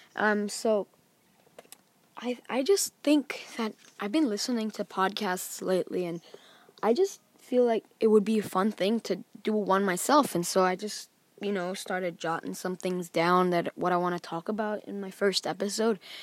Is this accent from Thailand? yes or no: yes; Thailand; I was born in Thailand